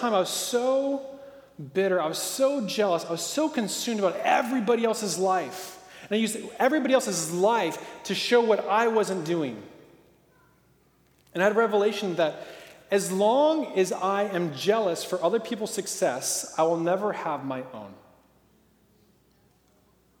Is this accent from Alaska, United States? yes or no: no; Portland, Oregon, United States; I grew up in Portland, Oregon